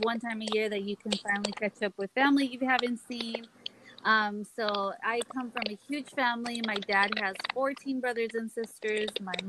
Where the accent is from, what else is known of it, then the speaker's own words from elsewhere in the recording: Mexico; The part of Mexico where we're from, I'm from Guanajuato, Michoacan